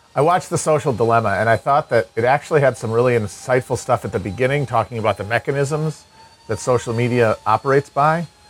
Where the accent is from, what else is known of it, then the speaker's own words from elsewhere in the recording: Midwest, United States; growing up in the Midwest